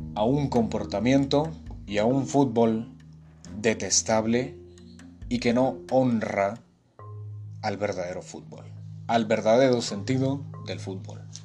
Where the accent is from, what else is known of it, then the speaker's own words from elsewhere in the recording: Guatemala; yo soy de Guatemala, tengo 20 años, toda mi vida he vivido acá